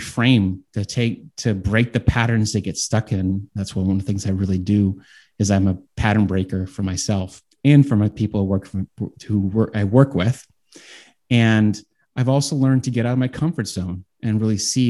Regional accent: Boston, Massachusetts, United States; I'm from Boston

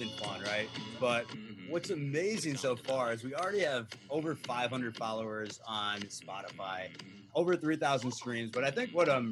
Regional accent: Minnesota, United States; now in New York City, United States; I'm from Minnesota

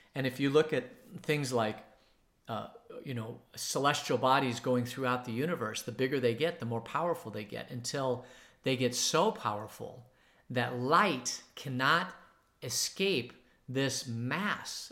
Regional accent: Phoenix, Arizona, United States; now in Tucson, United States; where I was growing up in Phoenix, it was downtown Phoenix

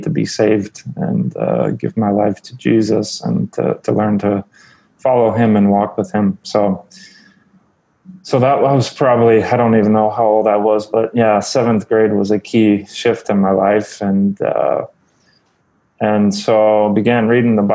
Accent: Phoenix, Arizona, United States; moved away; also born or lived in California; I was born in California in the States. And then shortly after I was born, my parents moved to Phoenix, Arizona. So that's where I grew up.

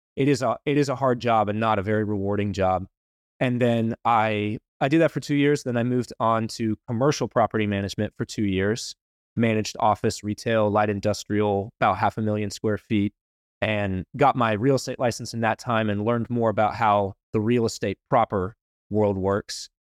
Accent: Wilmington, North Carolina, United States; I grew up in Wilmington, went to N C State

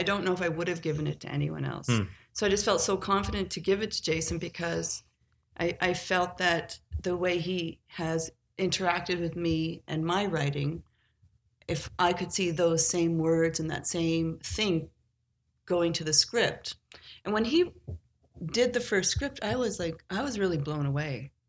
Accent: Cape Breton, Nova Scotia, Canada; moved away; I grew up in Cape Breton

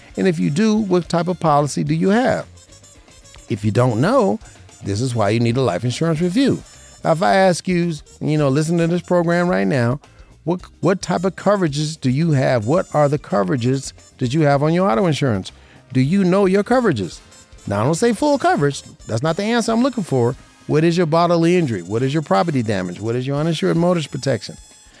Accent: Virginia, United States; now in Las Vegas, United States; And we came from Virginia, a little small town in Virginia. We thought the rates were going to be less in Vegas.

